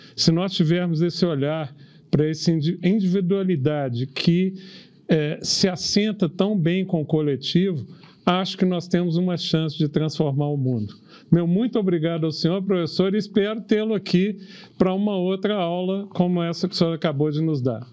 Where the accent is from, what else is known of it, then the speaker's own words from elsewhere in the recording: Brazil; orgulho como brasileiro